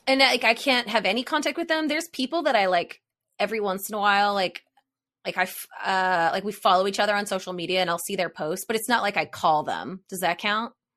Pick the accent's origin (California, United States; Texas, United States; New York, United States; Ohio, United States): Ohio, United States; Hilliard; moved away as an adult; I was raised in, like, Hilliard, Ohio